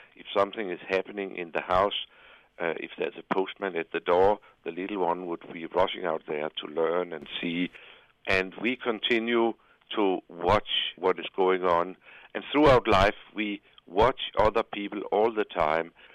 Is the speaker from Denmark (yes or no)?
yes; Copenhagen, Capital Region of Denmark, Denmark; my hometown of Copenhagen